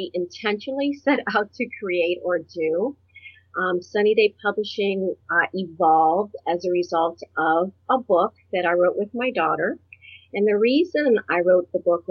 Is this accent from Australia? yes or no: no; Puerto Rico; now in Ohio, United States; I was born on a tropical island in the Caribbean. I'm from Puerto Rico.